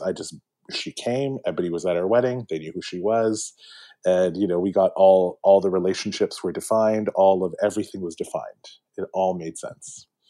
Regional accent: Mississauga, Ontario, Canada; I grew up in Malton, so right by the airport, uh, right by Pearson

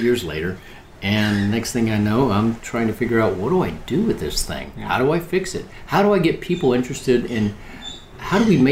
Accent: Oklahoma, United States; I grew up in Oklahoma

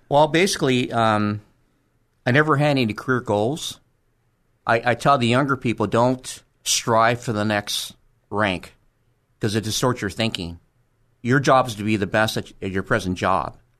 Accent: Los Angeles, California, United States; also born or lived in Monterey Park, California; until I was twelve, I lived in Crenshaw. And after that, we moved to Monterey Park. And that's where I went to junior high and high school

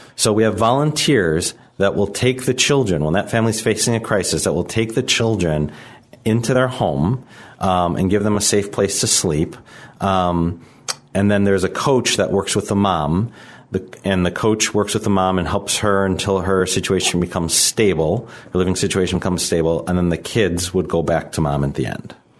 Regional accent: Chicago, Illinois, United States; I'm from Chicago. I, I grew up here in the city.

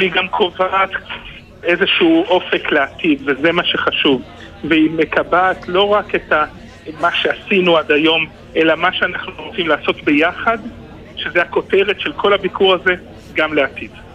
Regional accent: Israel

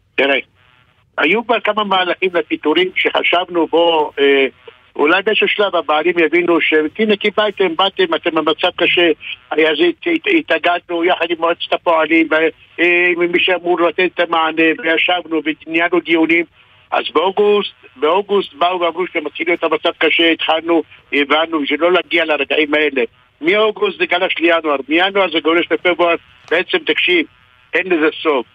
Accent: Hatzor HaGlilit, Northern District, Israel; אני יליד חצור הגלילית, משנת 1955 עד, נכון להיום

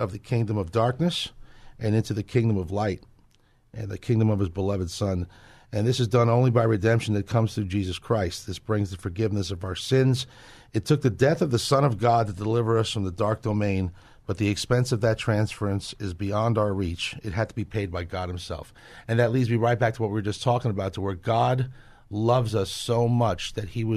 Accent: Northeast, United States; where I grew up in the Northeast

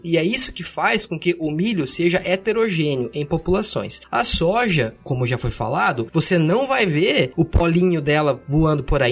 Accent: Pato Branco, Paraná, Brazil; eu venho de Pato Branco, no sudoeste do Paraná

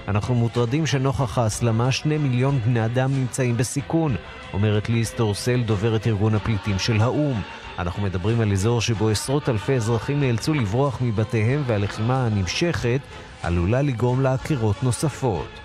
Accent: Israel

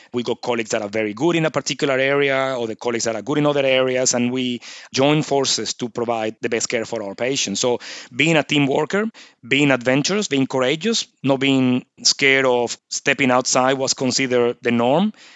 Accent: Venezuela; moved away as an adult; now in Nhulunbuy, Australia; I'm originally from Venezuela, as you can probably pick up by the accent.

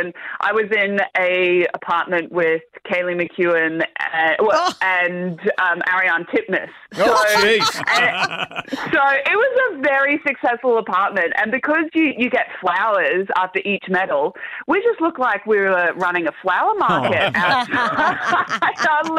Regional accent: Australia

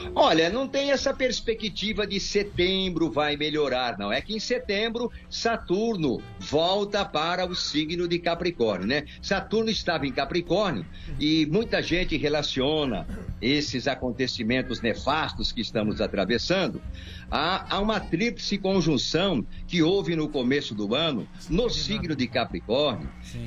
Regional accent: Bauru, São Paulo, Brazil; Eu era locutor esportivo aqui em Bauru, na Rádio Oriverde, né? Que eu sou de Bauru

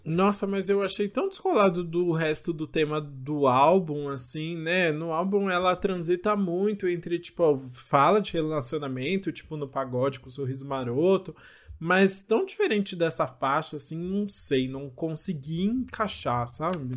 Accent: São Paulo, Brazil; eu sou da ZL, minha, minha avó, minha, meus avós sempre moraram ali pertinho da Vila Formosa

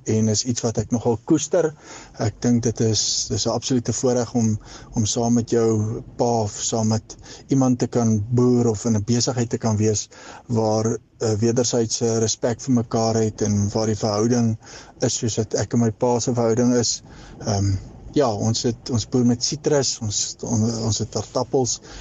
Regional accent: Hankey, Eastern Cape, South Africa; ek het groot geword in die Gamtoes Vallei Hankie

